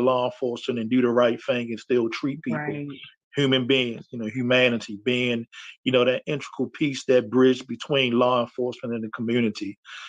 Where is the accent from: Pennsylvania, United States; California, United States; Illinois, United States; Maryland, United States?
Maryland, United States; Baltimore; Love my city, as you stated, born and raised in Baltimore.